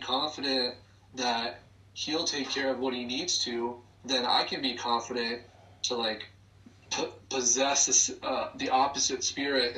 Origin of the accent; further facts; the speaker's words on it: Claremont, New Hampshire, United States; moved away; also born or lived in Corvallis, Oregon; I grew up Catholic in Claremont